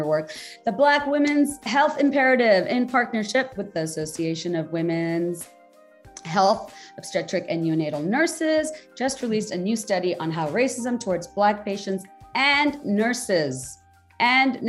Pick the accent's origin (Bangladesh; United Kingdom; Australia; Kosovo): Bangladesh; I'm from Bangladesh